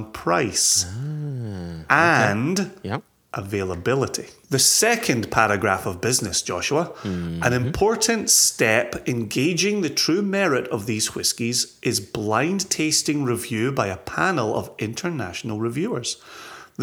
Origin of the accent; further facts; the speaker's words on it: Scotland, United Kingdom; moved away; my home country